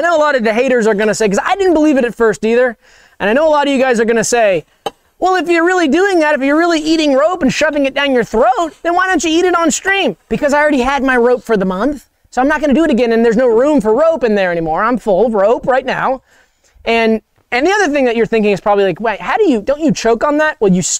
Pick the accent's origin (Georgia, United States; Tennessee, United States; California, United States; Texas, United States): Georgia, United States; Savannah; I'm from Savannah, Georgia. That's where I grew up.